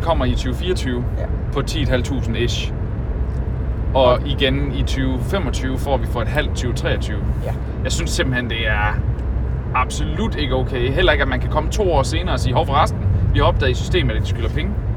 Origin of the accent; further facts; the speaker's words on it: North Jutland, North Denmark Region, Denmark; now in South Jutland, Denmark; jeg kommer fra Nordjylland